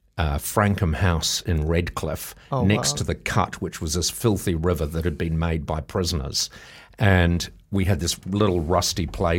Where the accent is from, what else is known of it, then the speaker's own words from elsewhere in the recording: New Zealand; born there; I had been born, because I was born in New Zealand, and my father was an engineer and an adventurer.